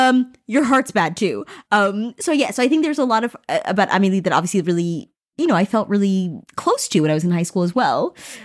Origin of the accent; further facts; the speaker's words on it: United States; moved away as an adult; now in Paris, France; We live here. We're from America.